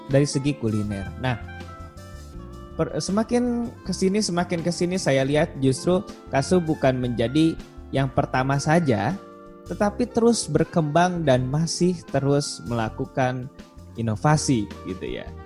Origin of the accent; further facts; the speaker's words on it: Bandung, West Java, Indonesia; Saya itu asli dari kota Bandung ya, kayaknya dari pusat kota gitu, di daerah Tegalega di Bandung.